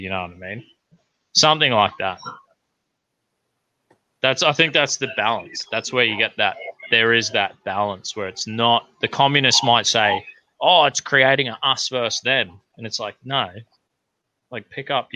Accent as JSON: {"language": "English", "country": "Australia", "said": "I'm an Australian"}